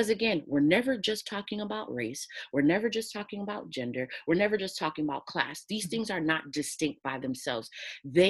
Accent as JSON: {"language": "English", "country": "United States", "said": "I'm from the United States"}